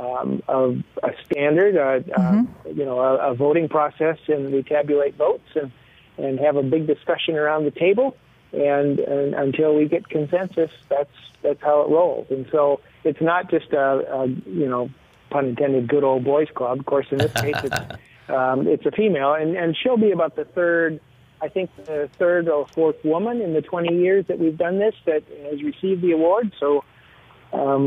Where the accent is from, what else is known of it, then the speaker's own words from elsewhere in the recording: Baraboo, Wisconsin, United States; I'm a Baraboo guy. I grew up in Baraboo